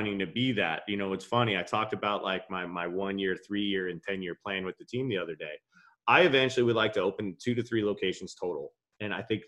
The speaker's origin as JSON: {"language": "English", "area": "Long Island", "region": "New York", "country": "United States", "said": "I'm coming from Long Island as a skater"}